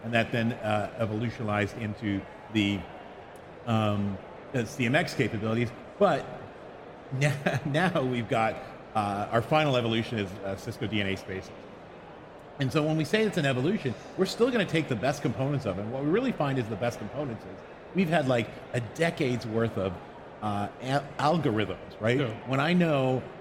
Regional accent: Canada; accent: Canadian; moved away as an adult; now in Bay Area, United States; I'm a Canadian natively, but I moved down to the Bay Area

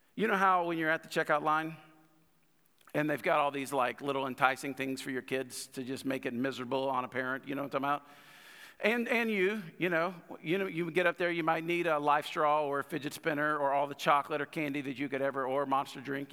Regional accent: United States; I got this pride in the country

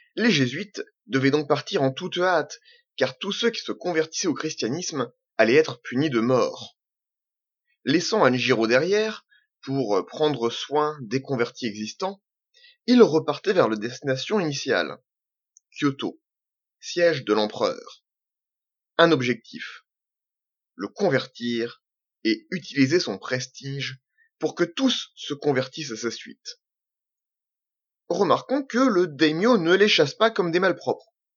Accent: Normandy, France; je suis normand je suis pied-noir je suis français

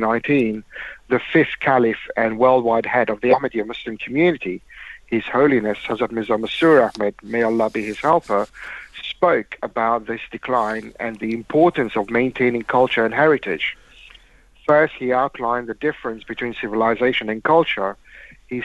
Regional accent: Mauritius; moved away; I was brought up in Mauritius.

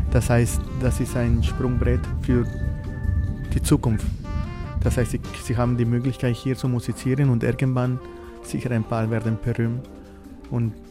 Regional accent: Colombia; German is a second language; now in Vienna, Austria; ursprünglich komme ich aus Kolumbien und das ist diese Verbindung, die ich, ich äh, in meine Knochen habe mit der Musik.

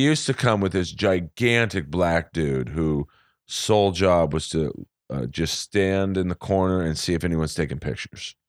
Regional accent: Bel Air, United States; I grew up in Bel Air

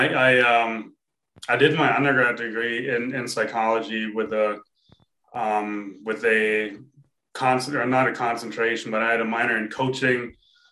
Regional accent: Germany; I grew up in Germany

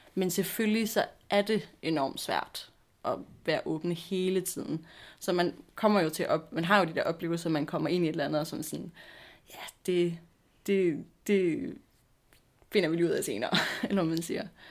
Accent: Nakskov, Zealand, Denmark; now in Copenhagen, Denmark; jeg er 23 år gammel. Øhm, og jeg kommer fra Nakskov på Lolland, øh, men bor også i København nu

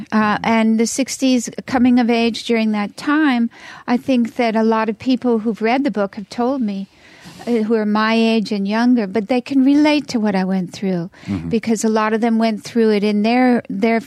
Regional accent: Los Angeles, California, United States; also born or lived in Spain; I'm from Hollywood

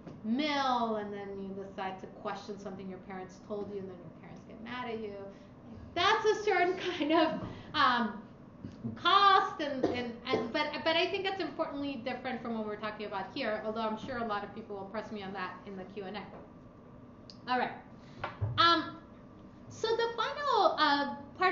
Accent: Lima, Peru; moved away; immigrated to Lima, the capital, where I was born. And my mother now lives in Europe. She was an immigrant too.

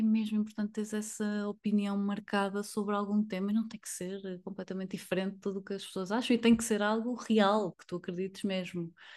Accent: Porto, Norte, Portugal; sou do Porto

